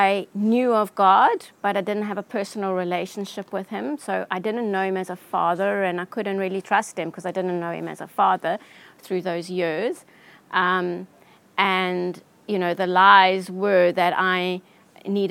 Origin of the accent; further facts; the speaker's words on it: Johannesburg, Gauteng, South Africa; I grew up in Johannesburg.